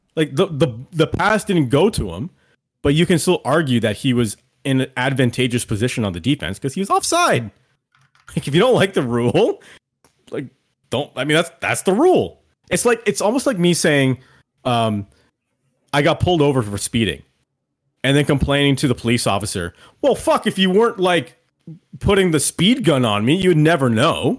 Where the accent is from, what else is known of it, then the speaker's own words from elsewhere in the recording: Canada; as a Canadian